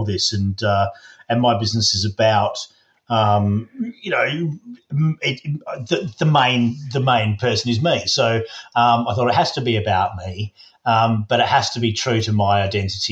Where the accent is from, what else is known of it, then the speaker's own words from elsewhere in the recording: Western Australia, Australia; now in Oxfordshire, United Kingdom; I've been here a very, very long time, but I grew up in Western Australia